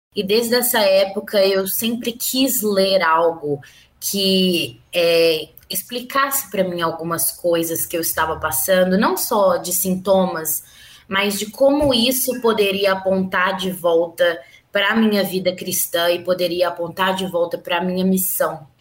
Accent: Belo Horizonte, Minas Gerais, Brazil; eu sou de Belo Horizonte, mineira, nascida e criada aqui

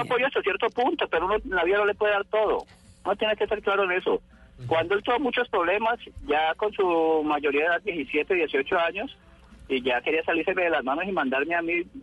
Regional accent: Roldanillo?, Valle del Cauca, Colombia; somos de aquí de Rosso

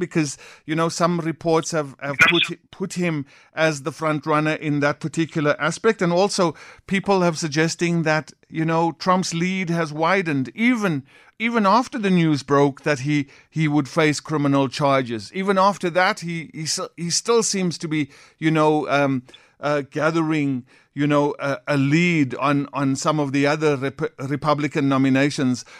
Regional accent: South Africa; as South Africans

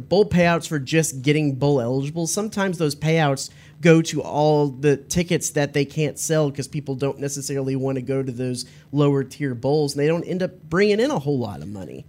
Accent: Dallas, Texas, United States; I grew up in Dallas

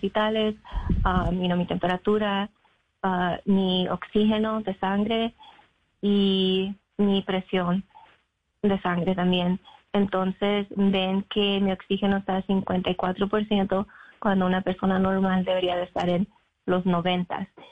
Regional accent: North Carolina, United States; born or raised there; also born or lived in Mexico; now in Illinois, United States

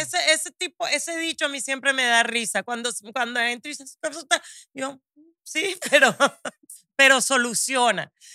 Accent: Barranquilla, Atlántico, Colombia; now in United States; Barranquilla, de donde soy, en Colombia

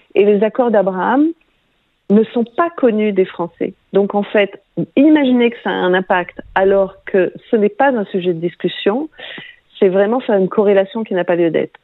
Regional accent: France; quand on est français

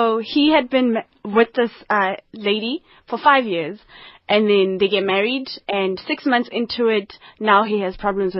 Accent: Polokwane, Limpopo, South Africa; now in Gauteng, South Africa; In Polokwane, a township just outside Polokwane, Mangweng, and Rampatlele for some part of my life.

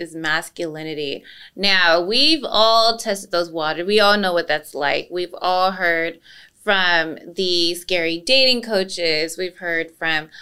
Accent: Los Angeles, California, United States; now in Georgia, United States; I am an LA native

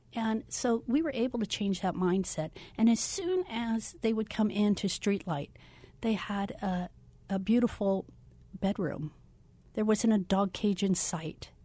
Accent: Florida, United States; moved away as an adult; also born or lived in Orange City, Iowa; now in Phoenix, United States; I grew up in Florida

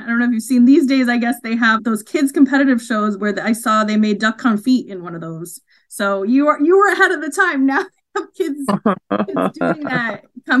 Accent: Mohegan Nation, Connecticut, United States; I'm from the Mohegan Nation.

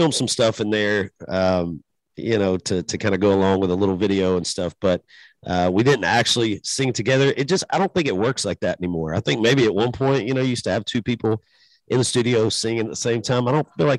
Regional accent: Macon, Georgia, United States; my hometown and you know, where I'm from

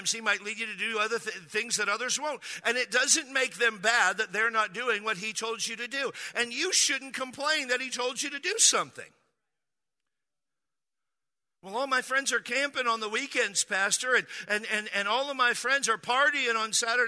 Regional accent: Midwest, United States; moved away; I come from the Midwest

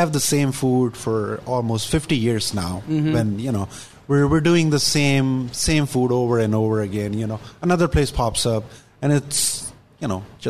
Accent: Mumbai, Maharashtra, India; also born or lived in New York City, United States; now in Seattle, United States; I'm from Mumbai, and I've always been into, like, you know, food.

